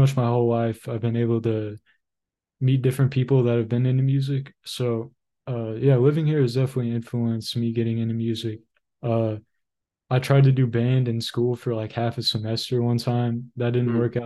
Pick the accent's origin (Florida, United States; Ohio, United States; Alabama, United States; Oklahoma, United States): Oklahoma, United States; Tulsa; also born or lived in Dallas, Texas; I'm from Tulsa, Oklahoma. Originally born in the Dallas area of Texas, but moved to Oklahoma when I turned 2 years old. So I've been here my whole life.